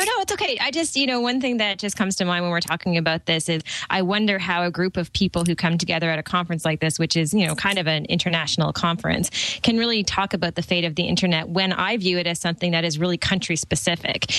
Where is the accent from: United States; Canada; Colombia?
Canada; as a Canadian